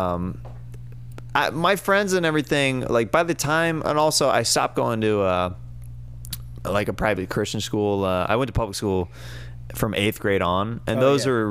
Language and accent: English; Kansas, United States; moved away; I'm from Kansas, and I grew up just super into different